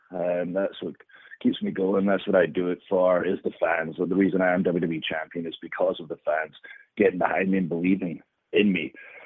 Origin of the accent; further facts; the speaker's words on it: Scotland, United Kingdom; You know, being Scottish gives me the upper hand, where we just love fighting in any situation, generally in a bar.